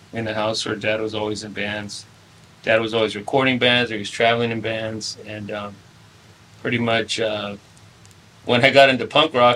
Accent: Salinas, California, United States; also born or lived in San Diego; Started in my hometown, streets of Salinas, California

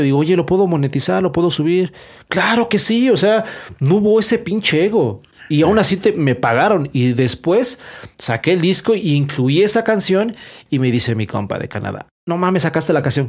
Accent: Aragón, Mexico City, Mexico; de Aragón

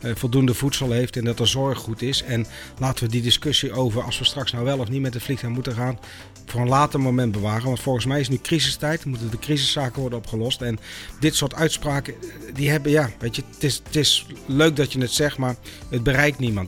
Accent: North Brabant, Netherlands; moved away; ik kom uit Brabant

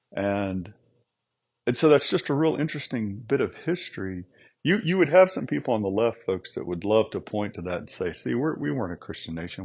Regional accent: United States

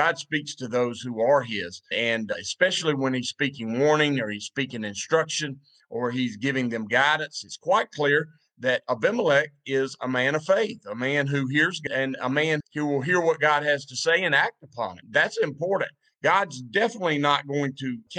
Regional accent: the Bible Belt, United States; When I was growing up, I grew up in the Bible Belt back when the Bible Belt was the Bible Belt.

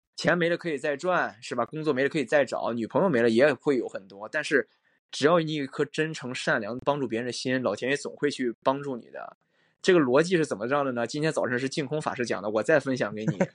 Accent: China; 我们中国人是讲究一个实用主义

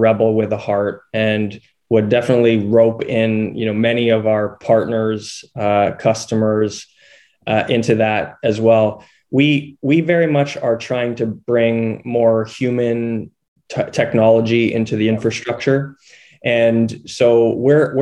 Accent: just outside Boulder, Colorado, United States; I grew up in Colorado, in just outside Boulder.

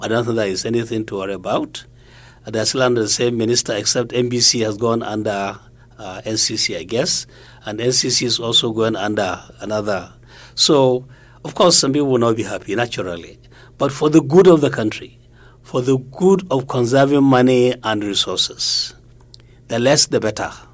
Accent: Kano, Kano State, Nigeria; I'm from Kano City

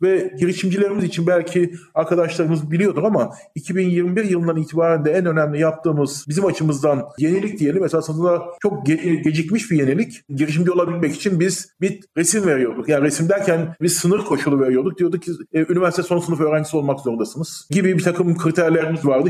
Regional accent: Eskişehir, Turkey; also born or lived in England / Ankara; bin dokuz yüz altmış beş doğumluyum. İlk orta lise öğrenimimi yine Eskişehir'de tamamladım.

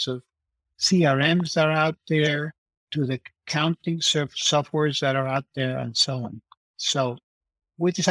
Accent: Mexico; now in Davis, United States; I'm from Mexico

